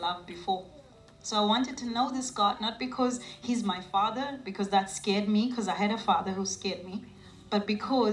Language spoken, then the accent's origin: English; South Africa; I'm a South African. I was born, raised in South Africa